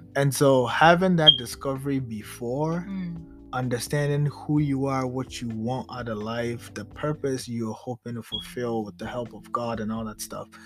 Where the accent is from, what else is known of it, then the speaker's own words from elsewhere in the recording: Ghana; I'm from Ghana. I'm originally from Ghana